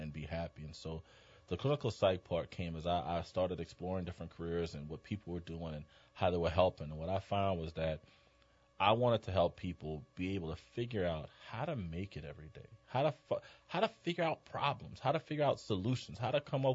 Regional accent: New Orleans, Louisiana, United States; moved away as an adult; I'm a New Orleans native

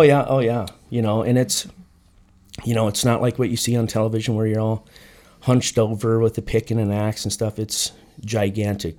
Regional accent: Sturgis, South Dakota, United States; now in Phoenix, United States; I'm from Sturgis, South Dakota, where they have the big motorcycle rally. I was born and raised, went to high school there.

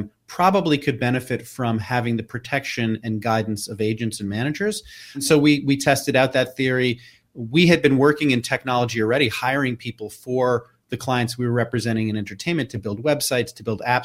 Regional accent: New York City, New York, United States; I growing up in New York City in the 70s and early 80s

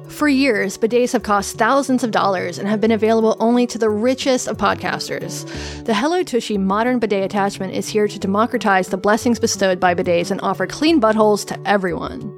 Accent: the Appalachians, the South, United States; I'm from a very white area of the South, from the Appalachians. Um, there was, when I was a kid, there was one black student

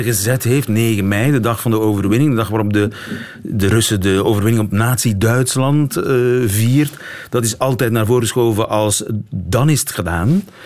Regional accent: Belgium; bij ons niet zo bekend in België

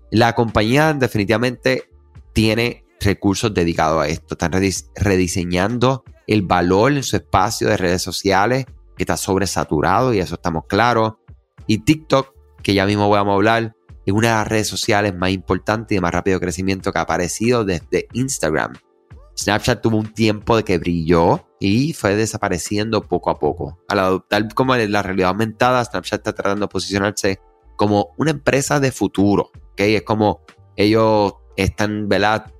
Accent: Puerto Rico; los que somos de Puerto Rico

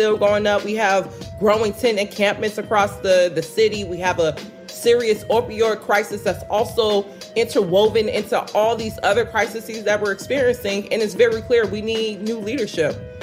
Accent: Chicago, Illinois, United States; moved away as an adult; now in Minneapolis, United States; the same stuff that's happening in my hometown

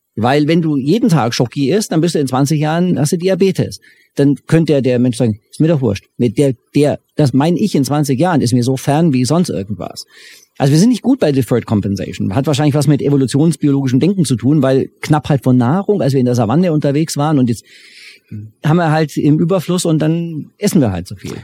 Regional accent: Germany; ich als Deutscher

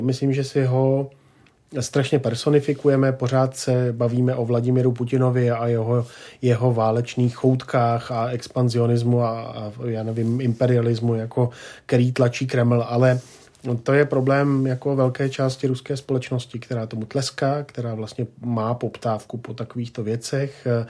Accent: Czechia

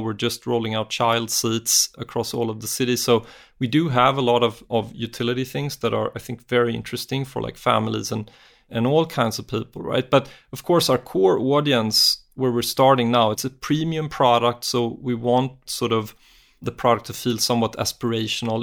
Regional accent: Sweden; I'm from Sweden

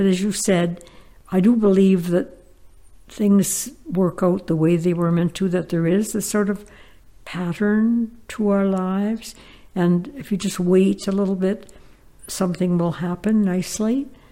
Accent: Toledo, Ontario, Canada; our life growing up in the Ottawa Valley um, during the Depression

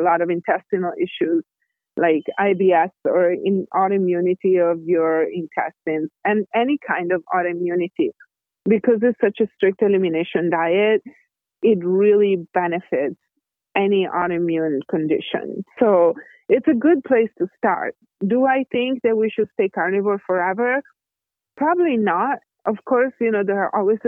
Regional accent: Italy; I'm Italian. I was born and raised in Italy.

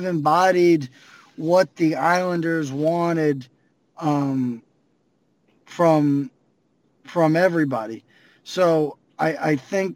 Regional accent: New York City, New York, United States; I grew up on the block, the last block of Elmhurst that precedes Maspeth

